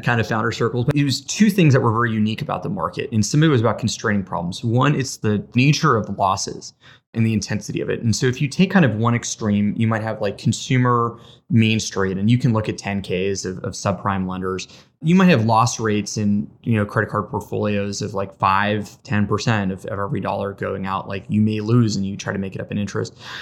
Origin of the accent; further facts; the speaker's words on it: Las Vegas, Nevada, United States; moved away as an adult; also born or lived in Boston; I was born and raised in Las Vegas, Nevada. lived there for eighteen years